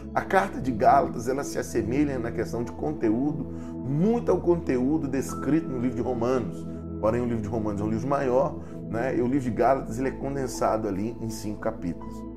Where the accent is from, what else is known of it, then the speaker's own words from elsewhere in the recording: Cavalcante, Goiás, Brazil; moved away; Cavalcante, a terra de onde eu vim